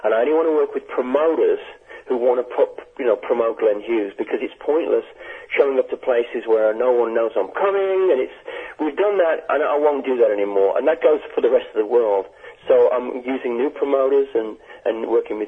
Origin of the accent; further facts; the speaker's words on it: England, United Kingdom; moved away; I was born in England